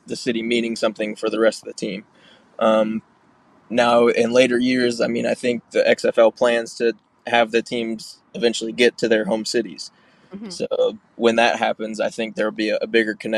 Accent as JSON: {"language": "English", "town": "Peachtree City", "region": "Georgia", "country": "United States", "tie": "born or raised there", "moved": "yes", "lives_now": "San Antonio, United States", "said": "I grew up in Peachtree City, Georgia, and went to Macintosh."}